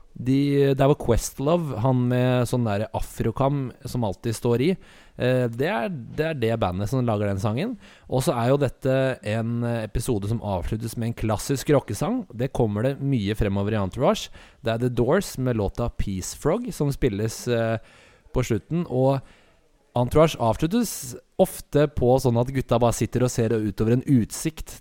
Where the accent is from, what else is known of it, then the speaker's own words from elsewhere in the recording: Asker, Akershus, Norway; Du og jeg er jo fra Vi har vokst opp i Asker